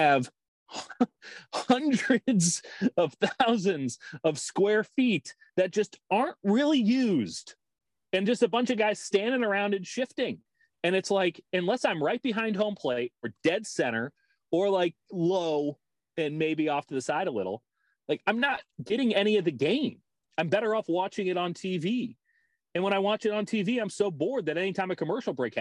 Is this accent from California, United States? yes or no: no; Chicago, Illinois, United States; now in San Francisco Bay Area, United States; the Chicago White Sox, my hometown team